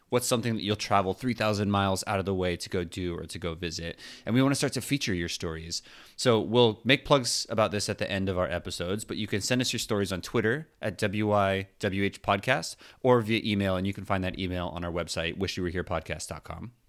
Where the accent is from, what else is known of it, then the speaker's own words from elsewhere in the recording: Southern California, United States; I grew up in Southern California, you know, forty-ish minutes from the park